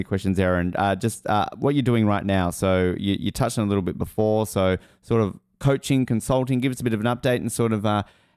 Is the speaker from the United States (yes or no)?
no; Australia; As an Australian